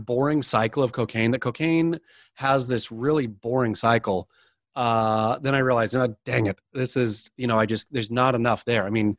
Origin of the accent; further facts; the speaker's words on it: Oregon, United States; I mean, I suppose I grew up surfing in the Oregon coast.